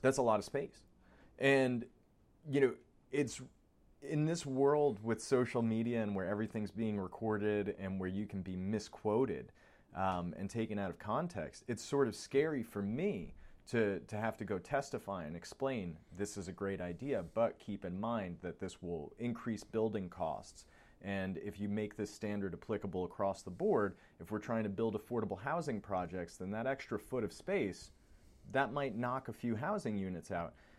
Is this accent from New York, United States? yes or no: yes; New York, United States; moved away; I grew up in New York